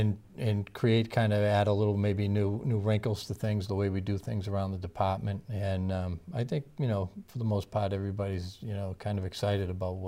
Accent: Belmont, Massachusetts, United States; Townfield certainly played a big part in my life growing up in Belmont.

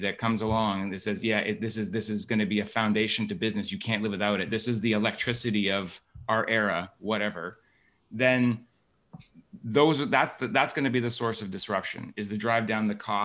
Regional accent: Waterloo, Ontario, Canada; I was born and raised in Waterloo, Ontario, Canada

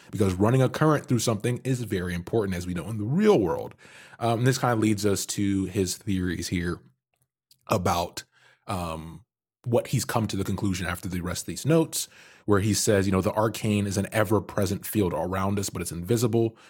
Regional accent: Canada; I'm Canadian

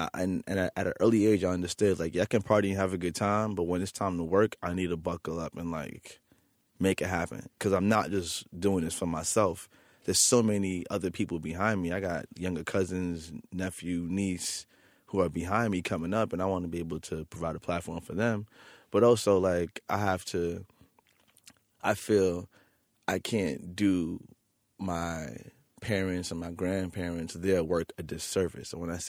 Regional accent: New York City, New York, United States; For me, like, being a kid growing up in Queens, New York City, and having like DJ Clark Kent spin your 23rd birthday party

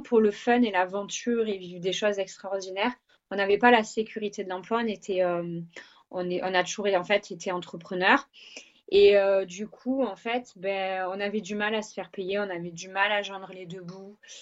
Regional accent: Marseille, Provence-Alpes-Côte d'Azur, France; accent: southern French; moved away as an adult; also born or lived in Vaucluse / French Guiana; now in England, United Kingdom; je suis originaire de Marseille, j'ai vécu assez longtemps quand même dans le Vaucluse

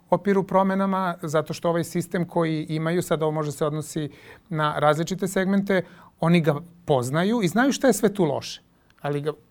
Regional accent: Serbia

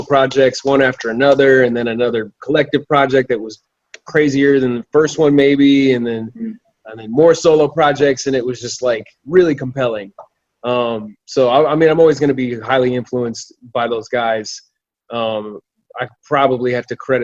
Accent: Arvada, Colorado, United States; moved away as an adult; also born or lived in Kansas City; I grew up in Arvada, Colorado, which is just north of Denver, like a suburb of Denver

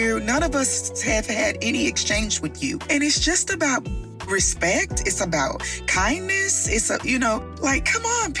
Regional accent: Midwest, United States; I'm from the Midwest.

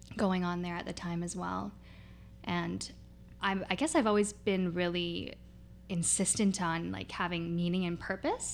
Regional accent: North Vancouver, British Columbia, Canada; I grew up mostly in Deep Cove

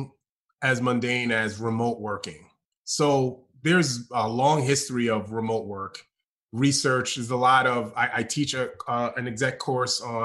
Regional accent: New York, United States; moved away as an adult; also born or lived in Austin, Texas; now in Chapel Hill, United States; I'm a New Yorker

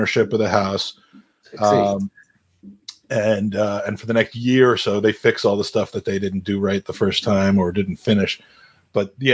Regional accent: Washington, District of Columbia, United States; from my hometown, in DC

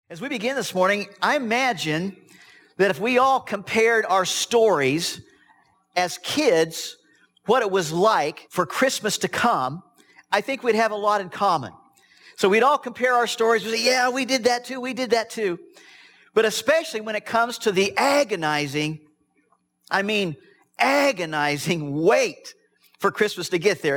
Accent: Midwest, United States; I was raised in the Midwest on a farm

